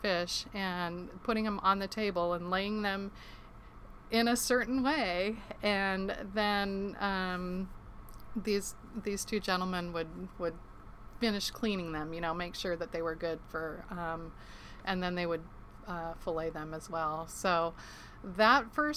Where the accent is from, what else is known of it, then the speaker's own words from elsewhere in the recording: Ketchikan, Alaska, United States; I was born and raised in Ketchikan, Alaska